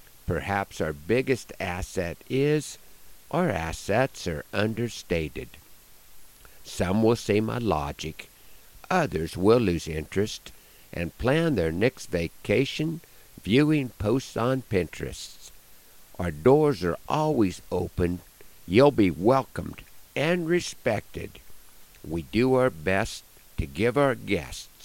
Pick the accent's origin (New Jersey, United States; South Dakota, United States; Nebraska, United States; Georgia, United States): Nebraska, United States; Broken Bow; I'm very proud to claim Nebraska as my home